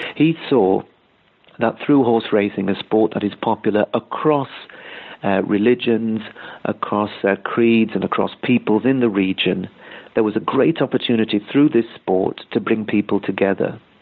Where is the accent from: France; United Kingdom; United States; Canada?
United Kingdom; moved away; I'm originally from Britain